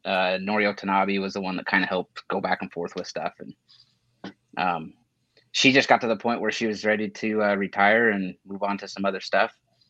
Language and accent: English; Idaho, United States; now in Arizona, United States; I grew up in Idaho.